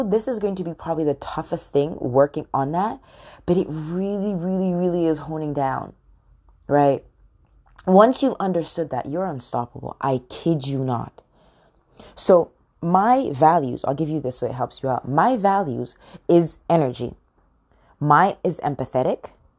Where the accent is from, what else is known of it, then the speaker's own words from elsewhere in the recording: United Kingdom; accent: American; I feel like a stranger in my own country. I'm British, yet I have a very heavy American accent. I get so many people that ask me, where are you from in the U.S.?